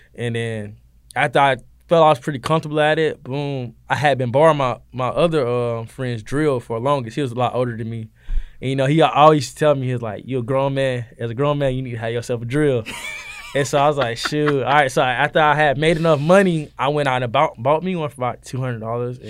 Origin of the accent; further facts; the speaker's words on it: Valdosta, Georgia, United States; moved away as an adult; now in Statesboro, United States; I'm from Valdosta, Georgia. You know what I'm saying? Down south Georgia, boy